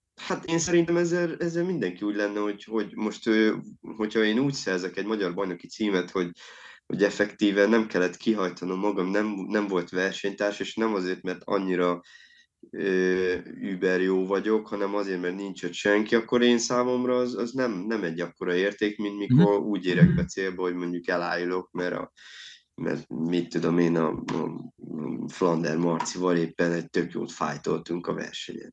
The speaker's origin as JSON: {"language": "Hungarian", "town": "Szeged", "region": "Csongrád-Csanád", "country": "Hungary", "said": "én például ugye szegedi vagyok"}